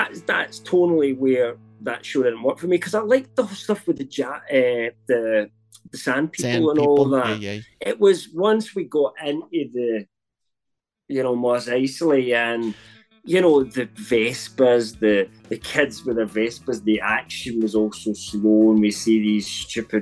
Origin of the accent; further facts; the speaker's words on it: United Kingdom; I'm British